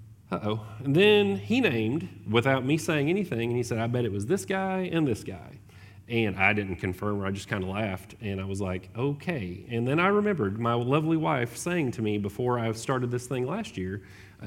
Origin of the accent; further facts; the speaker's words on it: United States; also born or lived in Tennessee / Georgia; I was from Tennessee and Georgia